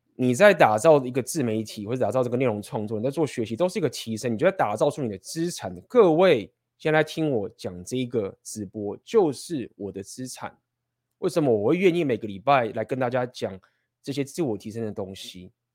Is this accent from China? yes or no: no; Taiwan; 我觉得我们台湾人本身某种程度也算是第一世界的情形了